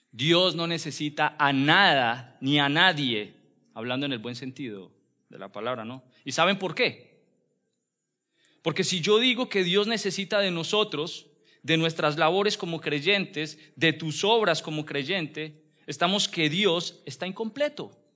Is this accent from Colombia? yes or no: yes; Colombia; como buen colombiano, buen hispano que somos